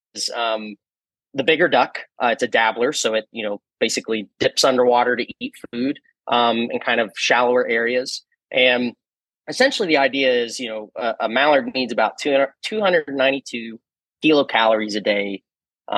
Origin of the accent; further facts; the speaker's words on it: Texarkana, Arkansas, United States; also born or lived in California; I grew up in Arkansas. I was, grew up most of my life in Texarkana, Arkansas.